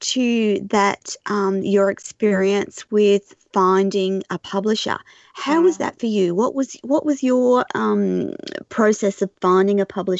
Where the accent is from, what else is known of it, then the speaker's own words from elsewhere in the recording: New Zealand; Whereas I come from the Maori, stunning, from